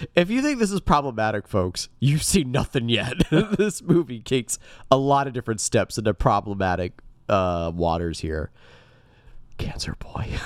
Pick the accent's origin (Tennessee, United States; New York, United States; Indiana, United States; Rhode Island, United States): Indiana, United States; I'm a Hoosier